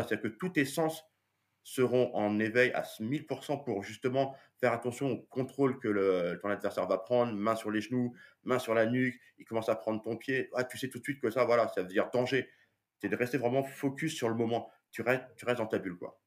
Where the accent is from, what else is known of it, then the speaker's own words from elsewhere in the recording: France; nous en tant que Français